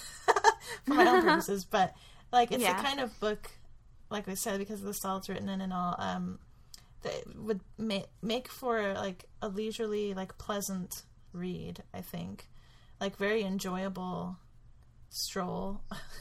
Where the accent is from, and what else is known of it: United States